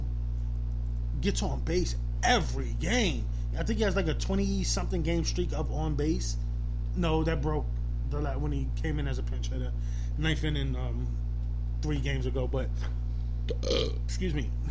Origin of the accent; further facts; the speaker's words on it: New York City, New York, United States; I played basketball growing up in New York City